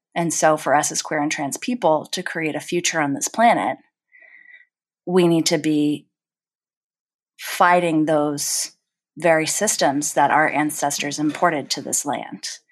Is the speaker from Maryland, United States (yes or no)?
yes; Silver Spring, Maryland, United States; I grew up in Silver Spring, Maryland